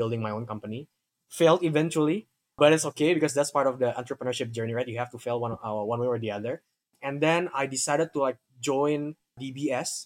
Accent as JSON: {"language": "English", "region": "Jakarta", "country": "Indonesia", "tie": "born or raised there", "said": "So I grew up in Jakarta, been here my whole life"}